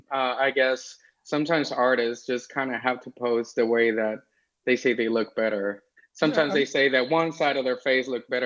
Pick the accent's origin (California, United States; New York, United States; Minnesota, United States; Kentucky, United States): California, United States; Los Angeles; also born or lived in Las Vegas, Nevada; I was born here in LA. I'm streaming from LA right now. And I grew up here in California. And then I happened to move to Las Vegas. And I spent my maybe 10 years there. And then I just came back in 2019